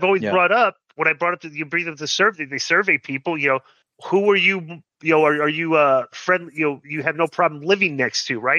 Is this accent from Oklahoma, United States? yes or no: no; Marietta, Georgia, United States; I grew up in Marietta, Georgia.